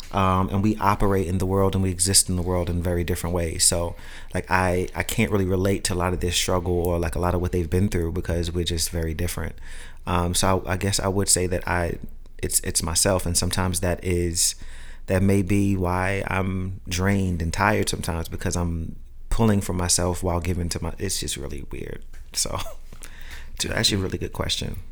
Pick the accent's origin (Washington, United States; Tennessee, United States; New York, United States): New York, United States; New York City; growing up in Brooklyn